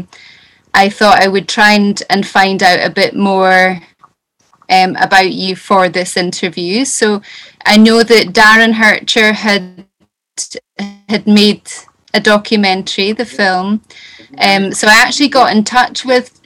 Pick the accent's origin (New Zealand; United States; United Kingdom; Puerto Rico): United Kingdom; Black Isle, Scotland; I come from the Black Isle